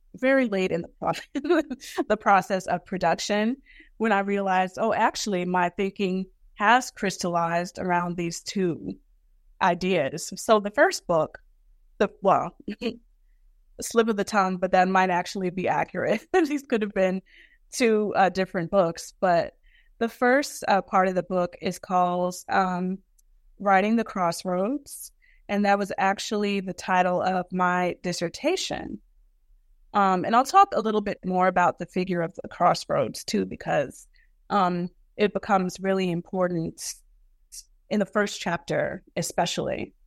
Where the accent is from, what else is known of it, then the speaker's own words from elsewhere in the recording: Brooklyn, New York, United States; growing up in Brooklyn